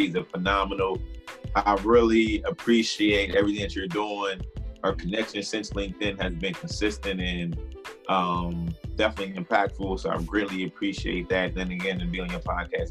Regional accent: Harrisburg, Pennsylvania, United States; I'm from Harrisburg, PA

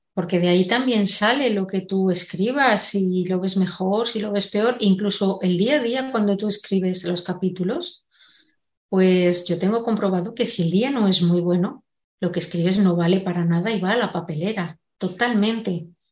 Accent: Segovia, Castile and León, Spain; now in Madrid, Spain; yo soy de Segovia, pero vivo en Madrid

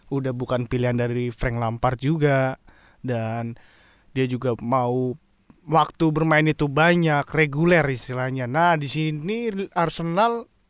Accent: Java, Indonesia; Gue orang Jawa lagi.

